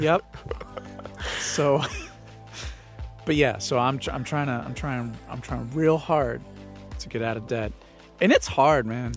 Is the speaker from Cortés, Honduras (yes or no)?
yes; San Pedro Sula, Cortés, Honduras; I am from San Pedro Sula, Honduras.